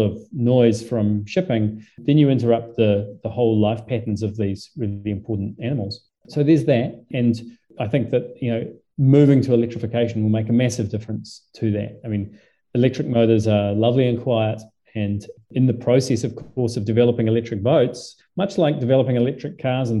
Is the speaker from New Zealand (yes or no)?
yes; New Zealand; also born or lived in Southampton, England; I'm a Kiwi